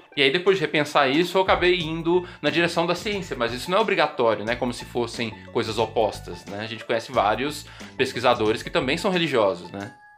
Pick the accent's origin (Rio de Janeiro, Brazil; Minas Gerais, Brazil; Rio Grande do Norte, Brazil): Minas Gerais, Brazil; Pedro Leopoldo; lá da minha cidade natal, Pedro Leopoldo